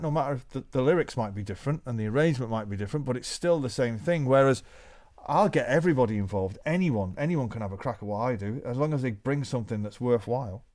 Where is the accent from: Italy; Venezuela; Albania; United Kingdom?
United Kingdom; Manchester, North West England; we came from Manchester, the greatest city to be a musician in the world